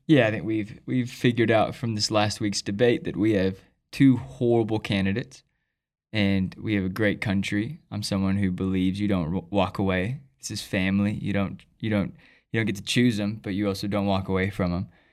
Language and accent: English; United States; I'm an American